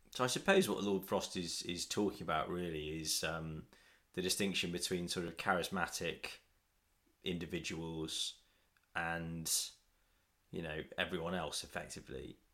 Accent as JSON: {"language": "English", "town": "Nottingham", "region": "East Midlands", "country": "United Kingdom", "said": "I'm from Nottingham"}